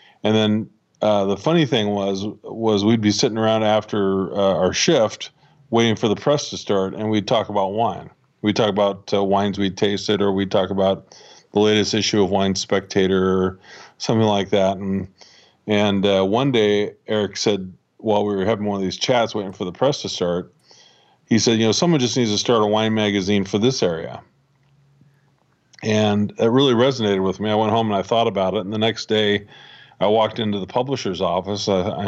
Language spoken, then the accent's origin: English; Washington, United States; Well, I grew up here in the Pacific Northwest, and I've lived here pretty much my whole life. Was born and raised just west of Seattle, out on the Olympic Peninsula